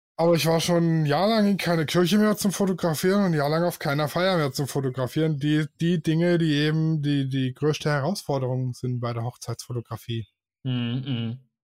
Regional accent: Swabia, Germany; ich bin Schwabe

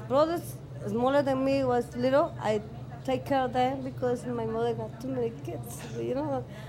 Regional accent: Turrialba, Cartago, Costa Rica; English is a second language; now in Chicago, United States; It's a small town named Turrialba in Costa Rica.

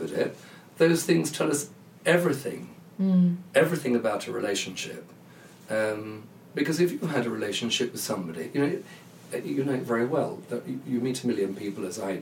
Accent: London, United Kingdom; I'm a Londoner. I know London quite well

